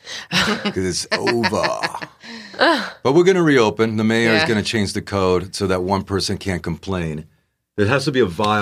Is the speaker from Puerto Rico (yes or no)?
yes; Puerto Rico; also born or lived in Bronx, United States; now in San Diego, United States; And at two or three, we moved to Puerto Rico, where my father and my mother's from.